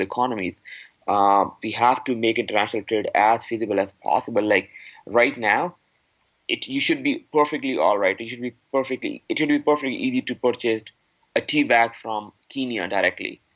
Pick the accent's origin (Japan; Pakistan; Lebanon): Pakistan; now in Canada; I am from Pakistan